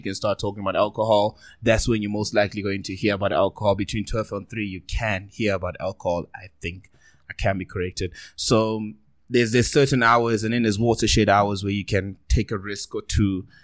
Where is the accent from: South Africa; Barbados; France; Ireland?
South Africa; accent: South African